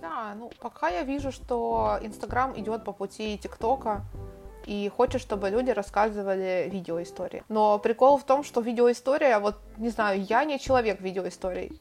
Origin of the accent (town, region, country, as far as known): Ukraine; moved away as an adult; also born or lived in Turkey; now in Spain